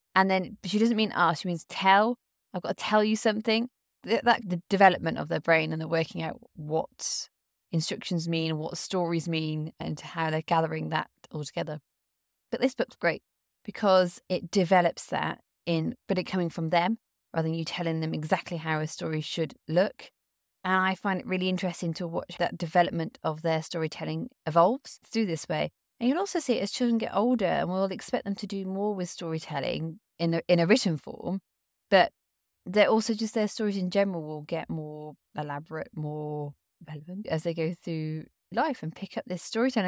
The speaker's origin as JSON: {"language": "English", "country": "United Kingdom", "said": "I come from the British culture."}